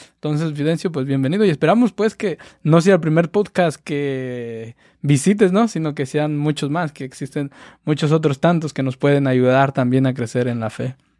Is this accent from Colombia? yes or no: no; Cherán, Michoacán, Mexico; Del mismo pueblo de allá donde yo soy, de Cherán.